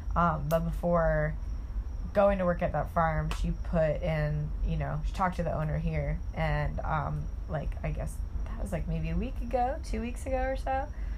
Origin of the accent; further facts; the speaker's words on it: Auburn, Ohio, United States; I'm from Auburn, Ohio